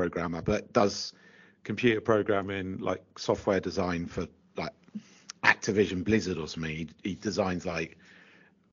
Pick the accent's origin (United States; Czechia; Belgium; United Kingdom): United Kingdom; Oxford, England; I said, England. And she said, whereabouts? And I said, well, let's say Oxford